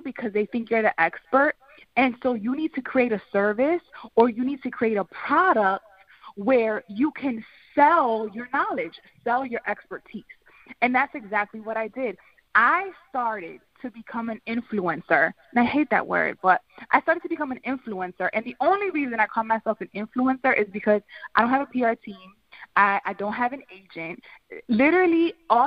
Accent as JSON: {"language": "English", "town": "Philadelphia", "region": "Pennsylvania", "country": "United States", "said": "I'm from North Philly, came from absolutely nothing"}